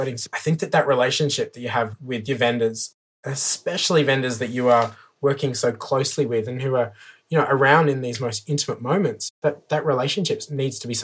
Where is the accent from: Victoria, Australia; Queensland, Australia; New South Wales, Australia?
New South Wales, Australia; Armidale; now in Woonona, Australia; I'm originally from Armidale, which is a beautiful little town. Grew up in the country.